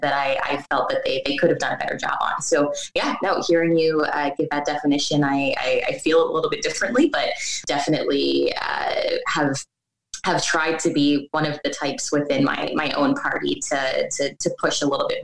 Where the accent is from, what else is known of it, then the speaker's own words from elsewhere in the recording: Windsor, Ontario, Canada; moved away; I'm originally from Windsor, Ontario